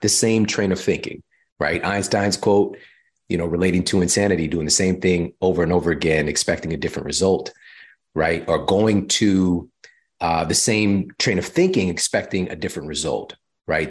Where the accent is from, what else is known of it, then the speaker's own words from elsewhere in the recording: Midwest, United States; also born or lived in Missouri; now in California, United States; I'm from the Midwest